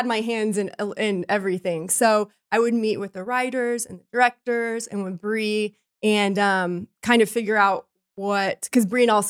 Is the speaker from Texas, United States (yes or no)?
yes; Texas, United States; I hail from Texas.